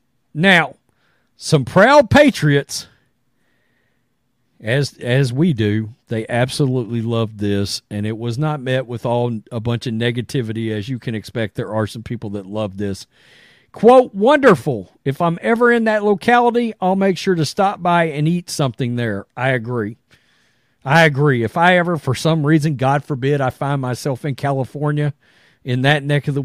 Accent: Canada; As a Canadian, this is kind of insane.

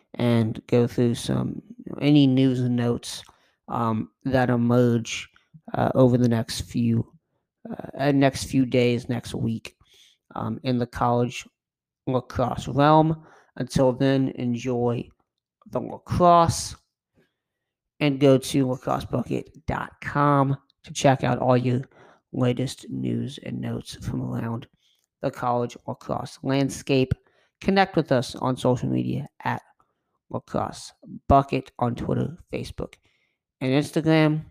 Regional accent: Kentucky, United States; I'm from Kentucky

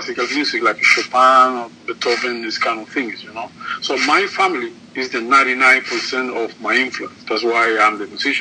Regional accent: Cuba; English is a second language; I'm from Cuba.

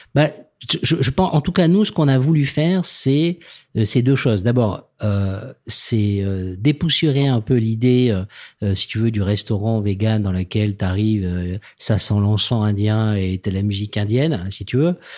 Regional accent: Toulouse, Occitania, France; venant de Toulouse, moi je suis né dans le Sud-Ouest

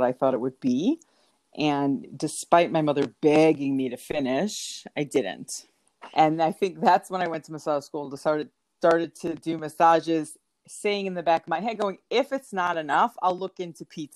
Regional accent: New York, United States; moved away as an adult; also born or lived in Florida; I'm from New York originally

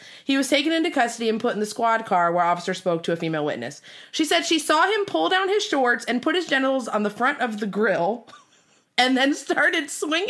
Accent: Detroit, Michigan, United States; we grew up in Michigan. We actually grew up in Detroit.

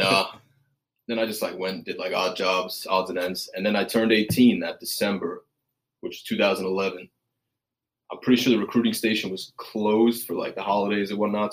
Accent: New York, United States; I grew up in New York

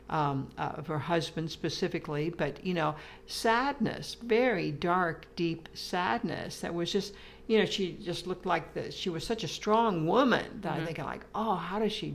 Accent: Waterloo, Iowa, United States; I grew up in Iowa and Waterloo

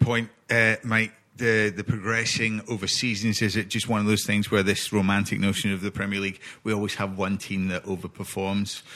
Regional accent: Scotland, United Kingdom; as a Scot, as a Scotsman

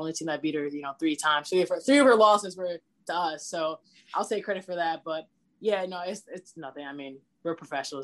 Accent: Lincolnwood, Illinois, United States; I'm from a small town, Lincolnwood, Illinois

